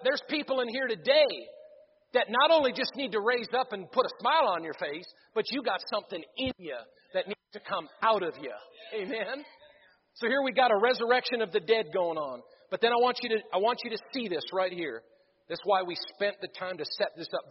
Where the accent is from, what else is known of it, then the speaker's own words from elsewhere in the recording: Missouri, United States; I'm from Missouri